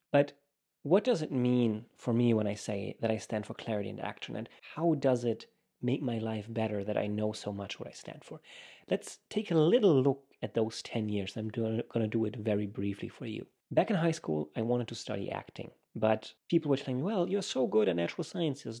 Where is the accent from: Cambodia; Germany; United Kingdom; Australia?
Germany; moved away as an adult; also born or lived in United States; I come from Germany